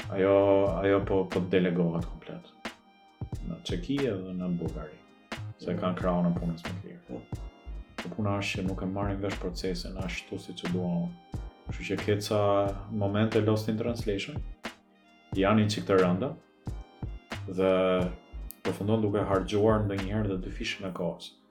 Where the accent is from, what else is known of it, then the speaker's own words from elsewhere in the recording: Albania; është lloj duke u rritur në Shqipëri